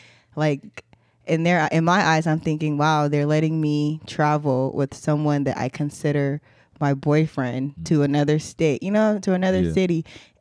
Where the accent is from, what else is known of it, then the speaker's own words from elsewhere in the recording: Nigeria; born there; moved away; I was born in Nigeria.